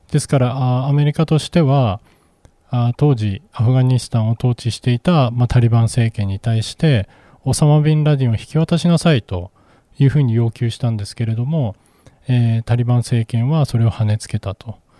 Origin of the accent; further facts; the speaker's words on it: Japan; 私たち日本人